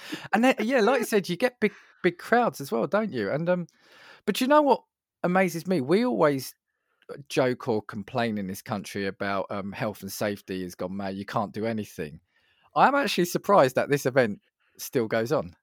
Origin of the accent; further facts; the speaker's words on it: United Kingdom; as a Brit